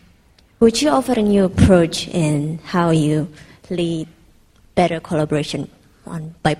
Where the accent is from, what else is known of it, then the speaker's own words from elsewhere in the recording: Jakarta, Indonesia; now in London, United Kingdom; I'm from Jakarta, Indonesia. I'm studying diplomacy at LSE.